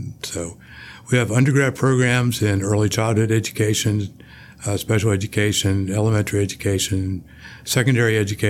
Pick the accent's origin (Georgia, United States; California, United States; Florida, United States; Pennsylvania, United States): Florida, United States; New Smyrna Beach; also born or lived in Washington, D.C., United States; Then grew up in Florida. I'm a surfer boy from New Smyrna Beach, Florida. I grew up about two blocks off the ocean.